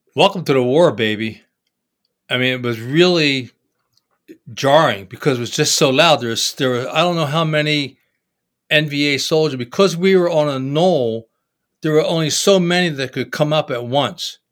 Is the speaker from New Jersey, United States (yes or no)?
yes; Trenton, New Jersey, United States; I grew up in Trenton, New Jersey